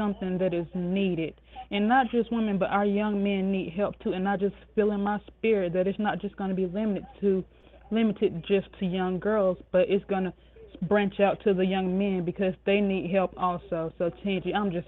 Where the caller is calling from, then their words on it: Spartanburg, South Carolina, United States; I'm calling from Spartanburg, South Carolina